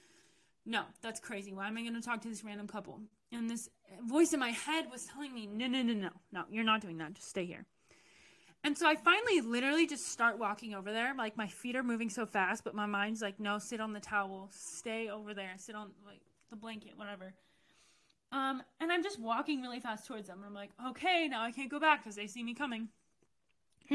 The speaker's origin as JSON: {"language": "English", "country": "United States", "said": "I'm from the U.S."}